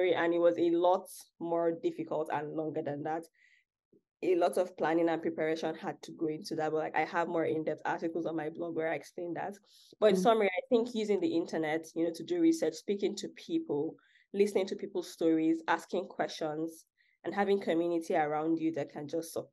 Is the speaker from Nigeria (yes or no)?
yes; Akwa Ibom, Nigeria; moved away as an adult; also born or lived in Lagos, Nigeria; now in United States; I'm actually from, and I was born in Akwa Ibom State, which is a smaller state in Nigeria. And I only moved to Lagos about 5 years